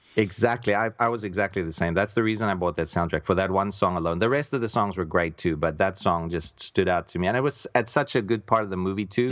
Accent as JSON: {"language": "English", "country": "South Africa", "tie": "born or raised there", "said": "I'm a South African by birth"}